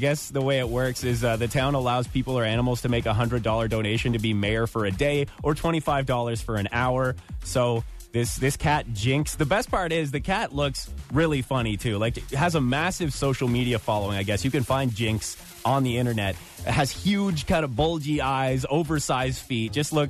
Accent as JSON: {"language": "English", "town": "Hell", "region": "Michigan", "country": "United States", "moved": "yes", "lives_now": "Canada", "said": "I'm from Hell, Michigan, yeah. Which is, you know, it's kind of like northwest of Ann Arbor, so really not too far away at all."}